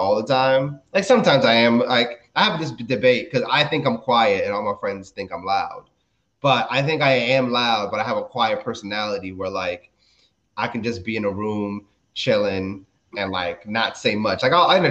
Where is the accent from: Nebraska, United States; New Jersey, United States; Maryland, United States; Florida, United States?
Maryland, United States; also born or lived in Dominican Republic; We moved to Maryland when I was 4, and I've pretty much been here ever since